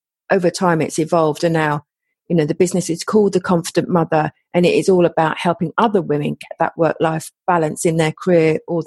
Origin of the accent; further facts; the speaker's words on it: England, United Kingdom; accent: English; my English accent